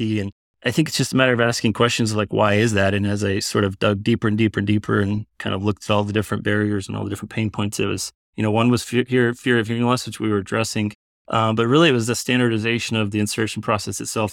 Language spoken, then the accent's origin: English; South Texas, United States; moved away as an adult; also born or lived in San Antonio, Texas / Iowa City, Iowa; now in Iowa, United States; I grew up in South Texas